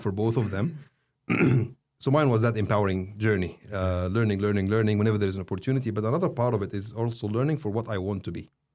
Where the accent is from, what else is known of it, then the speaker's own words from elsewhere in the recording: Saudi Arabia; also born or lived in Egypt; now in Australia; I was born in Saudi, but I'm not a Saudi